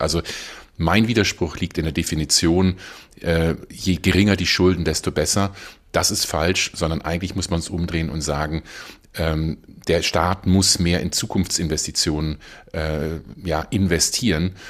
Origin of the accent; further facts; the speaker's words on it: Germany; hier als Deutsche